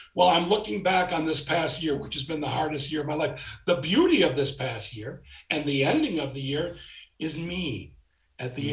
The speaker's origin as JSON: {"language": "English", "town": "Chicago", "region": "Illinois", "country": "United States", "also_born_or_lived": "South Florida", "moved": "yes", "said": "I'm from Chicago. I was living in South Florida. My family had moved there and I moved back to Chicago to do Second City."}